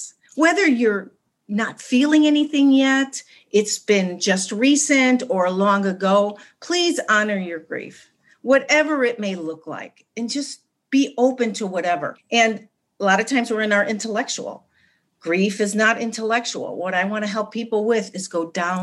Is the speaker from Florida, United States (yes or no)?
no; Chicago, Illinois, United States; also born or lived in West Los Angeles; now in Los Angeles, United States; I'm from Chicago and I live in West Los Angeles now.